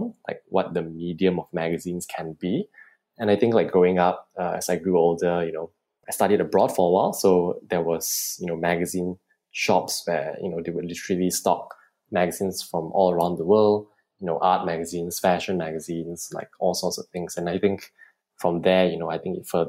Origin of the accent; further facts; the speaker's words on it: Subang Jaya, Selangor, Malaysia; I'm 26 years old and I'm from Subang Jaya.